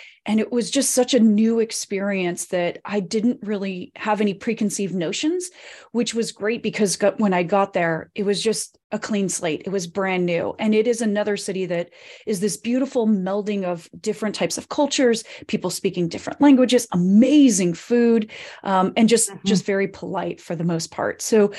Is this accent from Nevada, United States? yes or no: yes; Reno, Nevada, United States; born there; also born or lived in Colorado / California; I was born in Reno, Nevada, which is a small town in northern Nevada, right outside of the Tahoe Lake area. But I grew up in lots of different places